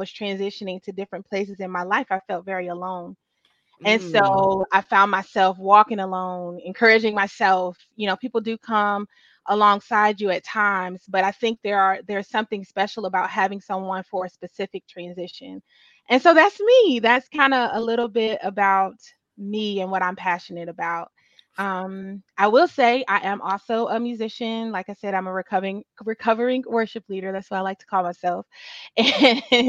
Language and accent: English; Durham, North Carolina, United States; also born or lived in Cleveland, Ohio / Charlotte, North Carolina; I'm from Cleveland, but I grew up in Durham, Bull City bred